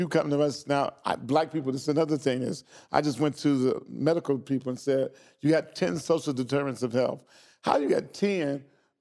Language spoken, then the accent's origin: English; Xenia, Ohio, United States; grew up in Xenia, Ohio, outside of Central State